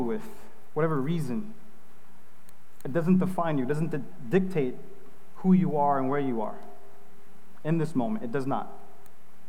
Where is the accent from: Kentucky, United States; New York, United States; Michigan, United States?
New York, United States; I'm from New York